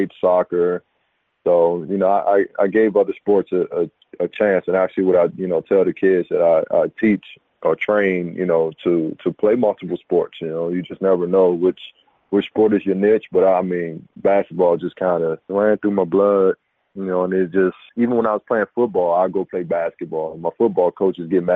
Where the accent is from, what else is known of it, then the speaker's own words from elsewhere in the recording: Oxon Hill, Maryland, United States; moved away as an adult; also born or lived in Washington, D.C.; now in Rochester, United States; Lived in Oxon Hill, Maryland, pretty much all my life. But I reside in Rochester, New York now